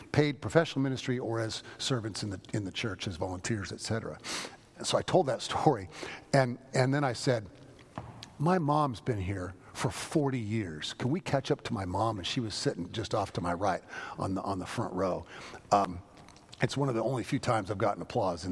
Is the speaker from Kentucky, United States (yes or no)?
no; San Francisco, California, United States; moved away; I'm from San Francisco